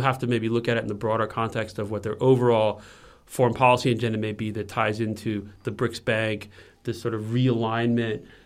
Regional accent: United States; moved away; also born or lived in China; as an American

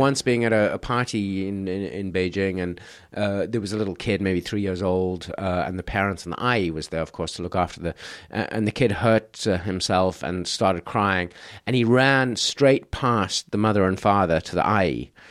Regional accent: South Africa; now in China; I grew up in South Africa

